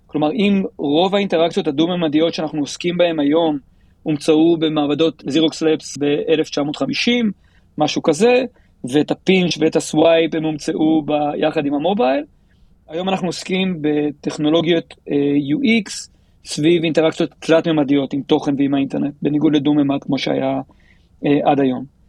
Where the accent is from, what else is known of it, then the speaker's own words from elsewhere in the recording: Tel Aviv, Tel Aviv District, Israel; אני מתל אביב, אנחנו גרים בבבלי